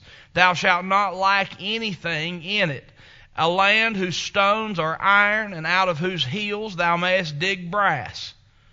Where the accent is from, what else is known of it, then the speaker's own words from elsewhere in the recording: Chilhowie, Virginia, United States; moved away; also born or lived in Powell, Tennessee; I'm a redneck from Chilhowie, Virginia